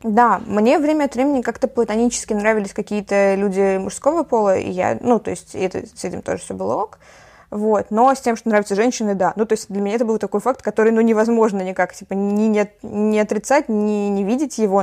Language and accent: Russian; Saint Petersburg, Russia; also born or lived in Kiel, Germany; я э, с пяти лет живу в Питере, вот. А до этого я жила в Германии